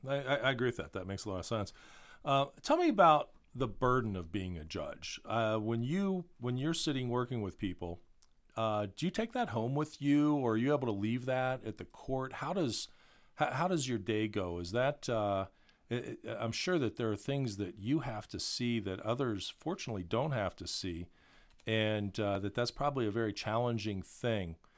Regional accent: Columbus, Ohio, United States; a lot of kids growing up in Columbus

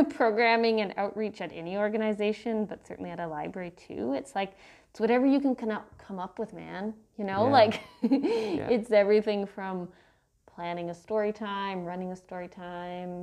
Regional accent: Victoria, British Columbia, Canada; moved away as an adult; also born or lived in Halifax, Canada; now in Brandon, Canada; I grew up in Victoria, BC, on the West Coast, and my parents still live in the house that I grew up in, so that's definitely home

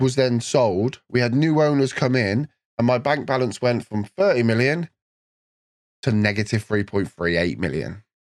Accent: England, United Kingdom; as an Englishman

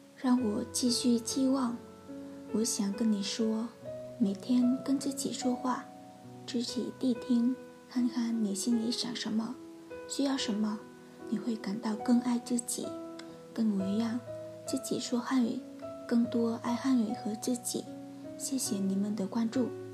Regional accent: Vietnam; Chinese is a second language; 我以为离开越南，离开家庭

